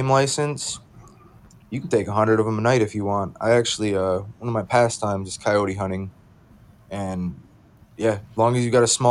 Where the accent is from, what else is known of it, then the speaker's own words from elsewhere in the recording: Michigan, United States; me being from Michigan